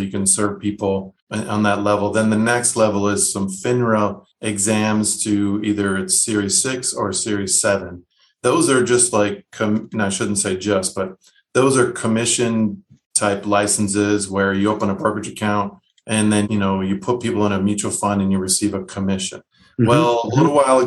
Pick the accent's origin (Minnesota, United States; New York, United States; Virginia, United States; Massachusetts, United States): Minnesota, United States; moved away as an adult; also born or lived in San Diego / Michigan; now in San Antonio, United States; I hail from Minnesota, my wife and I, of 25 years, or will be in September